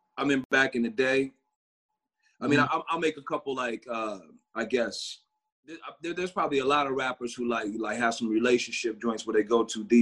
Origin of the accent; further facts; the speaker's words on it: Port Huron, Michigan, United States; now in near Detroit, United States; I'm from Michigan, man. I grew up in a place called Port Huron, Michigan